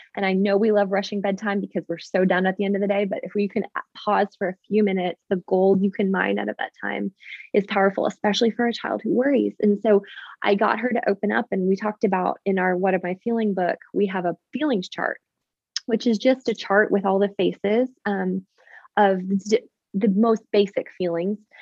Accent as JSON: {"language": "English", "country": "Canada", "moved": "yes", "lives_now": "Nashville, United States", "said": "I am actually Canadian originally"}